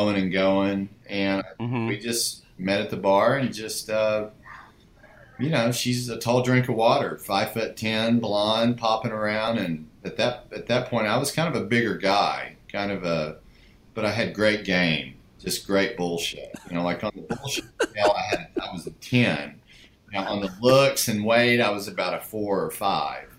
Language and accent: English; Hugo, Oklahoma, United States; I grew up in a small town in southeastern Oklahoma called Hugo, Oklahoma.